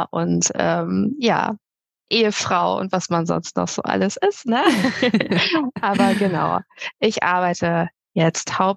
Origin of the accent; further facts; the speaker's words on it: Melle, Lower Saxony, Germany; ich komme aus Melle bei Osnabrück